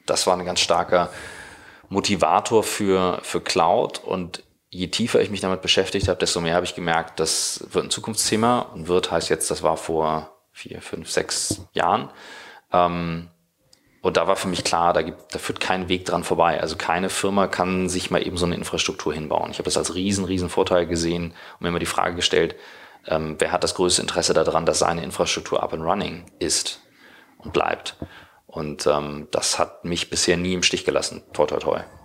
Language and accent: German; Kiel, Schleswig-Holstein, Germany; moved away as an adult; now in Hamburg, Germany; in Kiel, wo ich herkomme